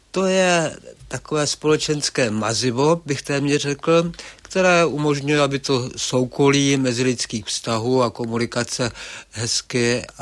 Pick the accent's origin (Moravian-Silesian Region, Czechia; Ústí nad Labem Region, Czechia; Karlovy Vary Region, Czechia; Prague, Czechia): Karlovy Vary Region, Czechia; Karlovy Vary; Rozhodně, rozhodně ty Karlovy Vary jsou přívětivé místo a, a kdo si výstěžně poznamená, že je to nejmenší velkoměsto na světě.